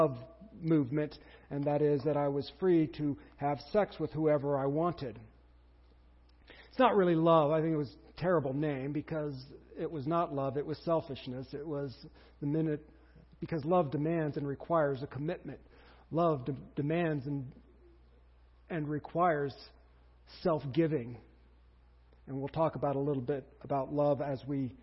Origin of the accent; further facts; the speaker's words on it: United States; We're Americans